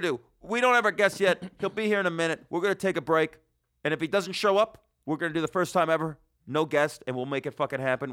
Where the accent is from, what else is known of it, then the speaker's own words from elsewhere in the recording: Las Vegas, Nevada, United States; moved away as an adult; now in New York, United States; I'm from Vegas.